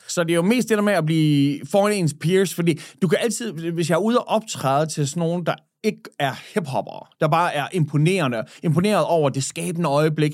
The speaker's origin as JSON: {"language": "Danish", "town": "Skanderborg", "region": "Central Denmark Region", "country": "Denmark", "also_born_or_lived": "Switzerland", "moved": "as an adult", "lives_now": "Aarhus, Denmark", "said": "da jeg flyttede fra Skanderborg, jeg, dengang jeg blev student, så flyttede jeg til Schweiz"}